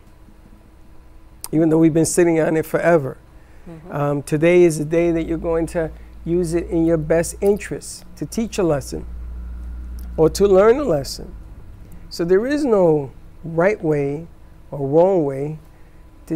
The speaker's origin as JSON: {"language": "English", "town": "New York City", "region": "New York", "country": "United States", "moved": "yes", "lives_now": "South Florida, United States", "said": "I come from the South, Bronx. South Bronx."}